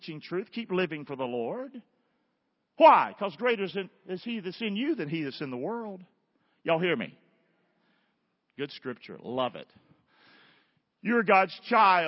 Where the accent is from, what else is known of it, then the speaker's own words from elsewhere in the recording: Rockingham, North Carolina, United States; I'm from Rockingham, North Carolina.